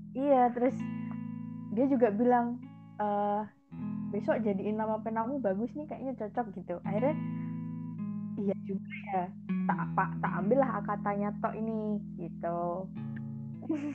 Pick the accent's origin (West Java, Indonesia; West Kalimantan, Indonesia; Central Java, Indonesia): Central Java, Indonesia; Magelang; Asli Magelang